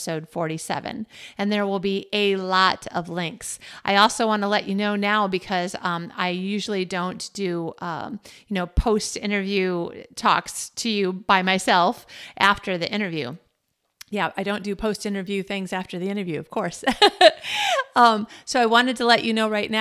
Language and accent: English; United States; now in Malmö, Sweden; about being an American in Malmo, Sweden